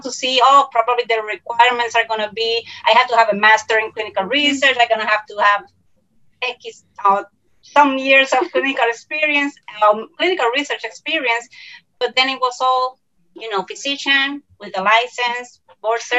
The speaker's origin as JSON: {"language": "English", "country": "Puerto Rico", "said": "from Puerto Rico."}